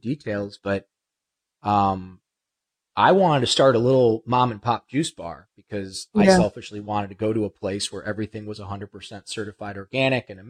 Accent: Ohio, United States; also born or lived in Los Angeles; now in Malibu, United States; I'm from Ohio

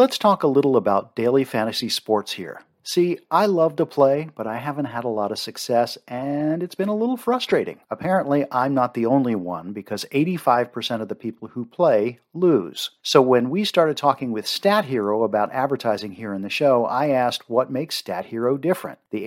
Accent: Maryland, United States; I grew up in Maryland, you know I love my seafood

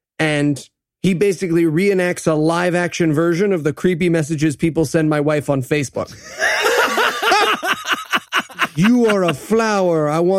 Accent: Nigeria; I'm Nigerian. I don't know if you guys know.

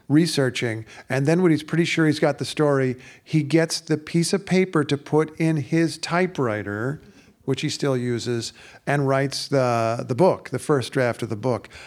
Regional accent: Indiana, United States; ever since I was a kid growing up in Indiana

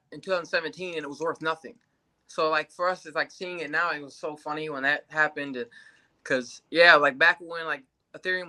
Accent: Grand Rapids, Michigan, United States; also born or lived in Los Angeles; now in Las Vegas, United States; I'm from Grand Rapids, Michigan, originally

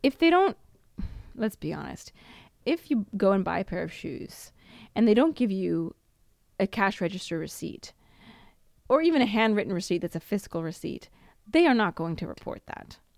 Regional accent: Washington, United States; moved away as an adult; now in Italy; was born in Washington State and my passport says I was born in Washington

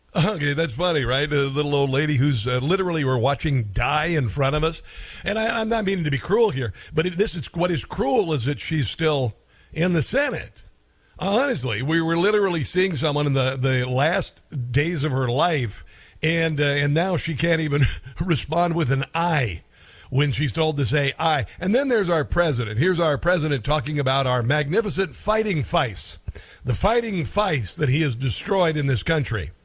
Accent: Nebraska, United States; moved away; I'm from Nebraska originally

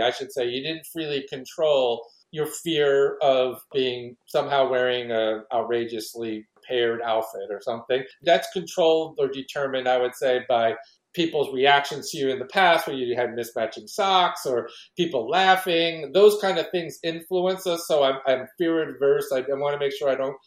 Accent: New York City, New York, United States; I grew up in New York City and I live in the Northeast

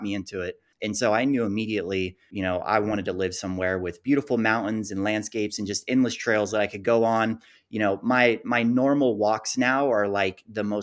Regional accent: Gainesville, Florida, United States; moved away as an adult; now in Salt Lake City, United States; I was born and raised in Gainesville, Florida

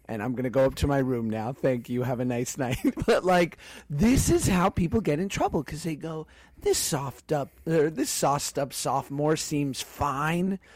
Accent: United States; also born or lived in New York / Los Angeles, California; being a Jew growing up in New York and L.A.

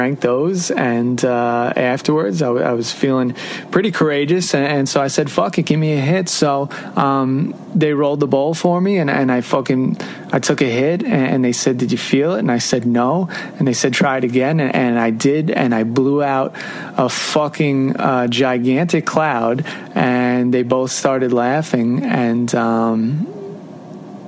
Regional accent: Long Island, New York, United States; moved away as an adult; also born or lived in Jackson, Mississippi; I'm from Long Island, New York

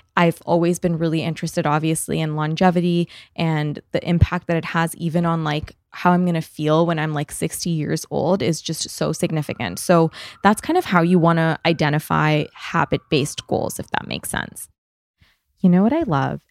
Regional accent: Canada; moved away; I'm Canadian

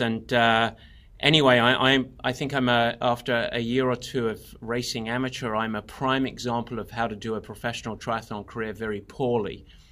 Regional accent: England, United Kingdom; now in California, United States; I'm, I'm English originally, although, uh, plenty of Americans confuse me for Australian.

